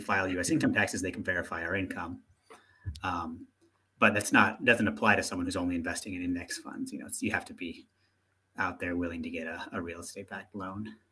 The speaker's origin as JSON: {"language": "English", "country": "United States", "moved": "yes", "said": "being an American"}